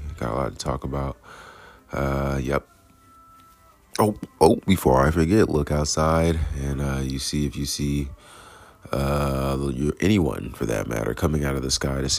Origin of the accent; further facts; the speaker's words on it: Jonesboro, Georgia, United States; also born or lived in Bronx / Queens; I'm from Jonesboro, Georgia, and Queens, bro. I was born in the boroughs of New York, you know what I mean? I was born in the Bronx, lived in Queens, and here we are now in Jonesboro